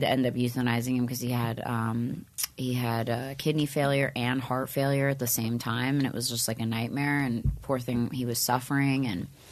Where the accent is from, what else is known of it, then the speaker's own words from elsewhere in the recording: Upper Bucks County, Pennsylvania, United States; moved away; I grew up in like an outskirt part of Pennsylvania, Pennsylvania called Upper Bucks County.